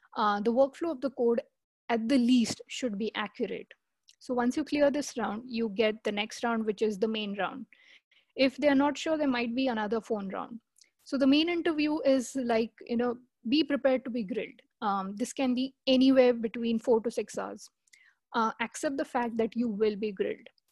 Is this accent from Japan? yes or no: no; India; moved away as an adult; I'm from India.